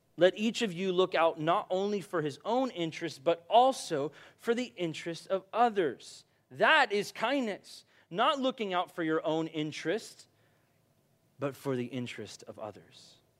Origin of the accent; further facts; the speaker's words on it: United States; I'm from America